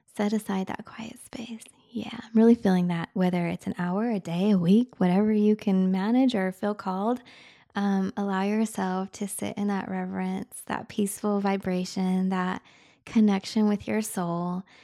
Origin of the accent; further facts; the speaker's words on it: Utah, United States; moved away; also born or lived in Michigan; I grew up in Utah